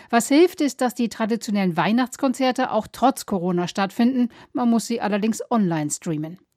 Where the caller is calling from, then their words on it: Oslo, Norway; Hallo aus Oslo. Ja, bei uns in Norwegen sind die Geschäfte bislang alle geöffnet